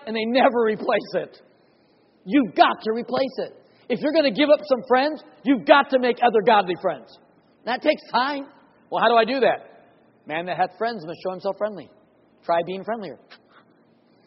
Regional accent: Oklahoma, United States; I'm from Oklahoma. We have a large church

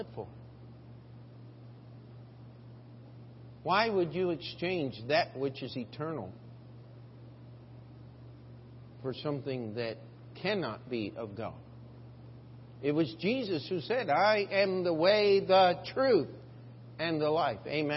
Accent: United States; I have as an American

